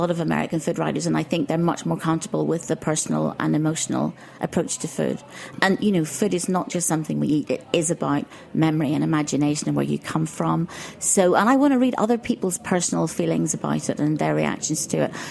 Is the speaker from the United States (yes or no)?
no; Ireland; I grew up in Ireland, so there was mm-hmm. nothing exotic, but reading things like the Arabian Nights.